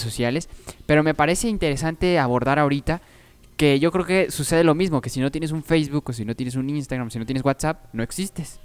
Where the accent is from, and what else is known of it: Mexico